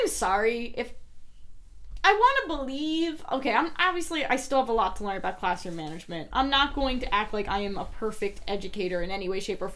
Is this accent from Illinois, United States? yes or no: no; New Jersey, United States; accent: Jersey; my Jersey accent